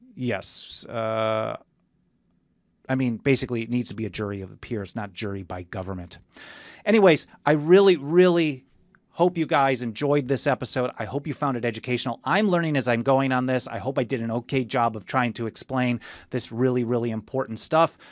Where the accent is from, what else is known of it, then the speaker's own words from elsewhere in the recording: Milwaukee, Wisconsin, United States; moved away as an adult; now in Southern California, United States; I grew up in Milwaukee.